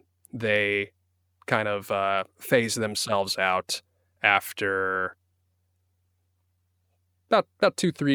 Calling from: Van Nuys, California, United States; I'm calling in from my closet in Van Nuys, California.

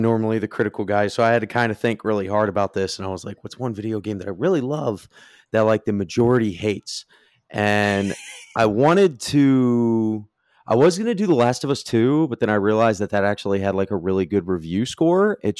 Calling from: Jacksonville, North Carolina, United States; I am joining you from Jacksonville, North Carolina.

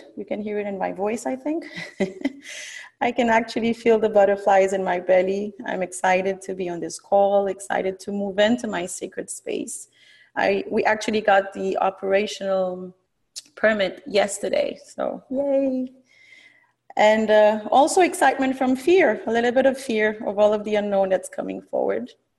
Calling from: Miami, Florida, United States; I am calling in from Miami, where I currently live.

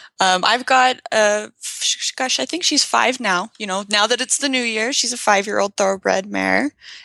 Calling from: Logan, Utah, United States; I'm in Logan, Utah, so that's very northern Utah, just kind of close to the border of Idaho and Utah.

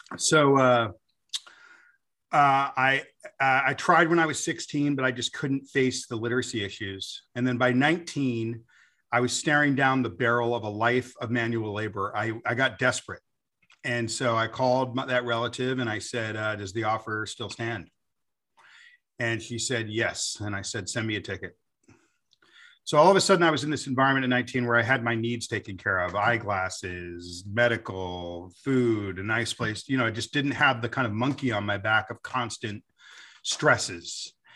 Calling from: United States; I'm phoning in from America

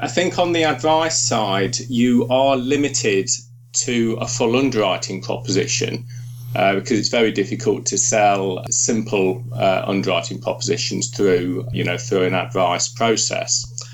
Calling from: York, Yorkshire and the Humber, United Kingdom; We're Skyping from York, my study and my home in York.

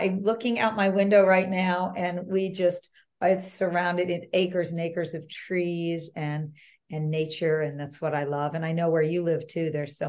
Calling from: California, United States; Just north of San Francisco, Marin County, California.

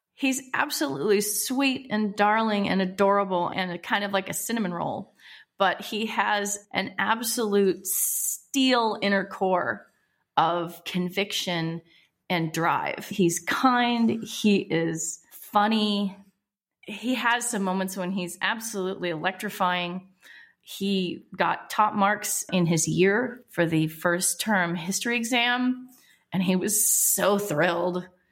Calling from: Melbourne, Victoria, Australia; also born or lived in Northern California; We are calling from Melbourne, Australia, where we live with Egan

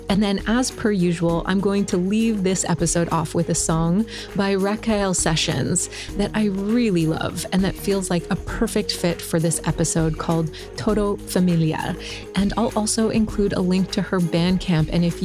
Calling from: Hawaii, United States; I'm the host of the Psychedelic Leadership Podcast, and I'm calling in from the Big Island of Hawaii

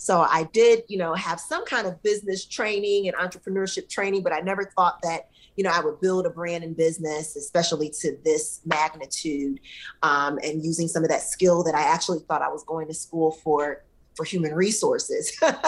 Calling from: McLean, Virginia, United States; I'm actually based out of the DC area, the DMV. Okay. So right here in McLean, Virginia, which is about 10 minutes outside of Washington, DC.

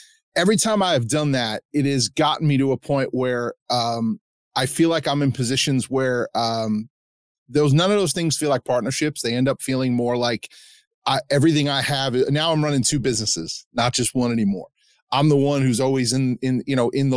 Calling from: New York, United States; I'm actually calling from New York

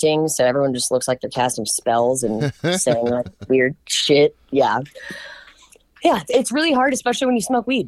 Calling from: Nashville, Tennessee, United States

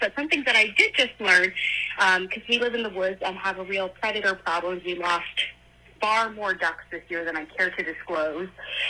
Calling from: New Hampshire, United States; I'm calling from New Hampshire

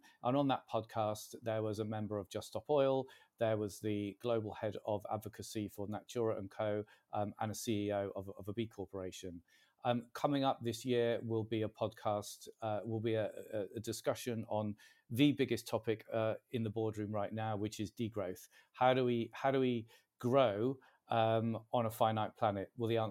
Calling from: Warrington, North West England, United Kingdom; I'm talking from Warrington in Cheshire today.

